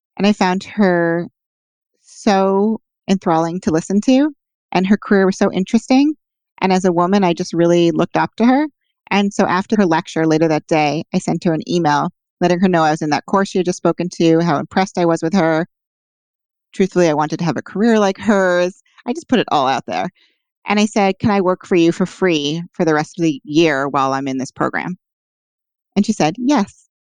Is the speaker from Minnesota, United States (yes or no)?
no; New York City, New York, United States; also born or lived in Boston; I also could live at home because I'm from Manhattan.